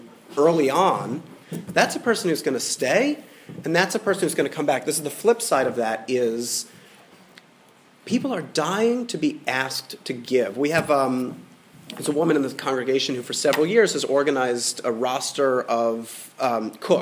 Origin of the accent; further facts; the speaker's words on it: Atlanta, Georgia, United States; as a boy growing up in Midtown Atlanta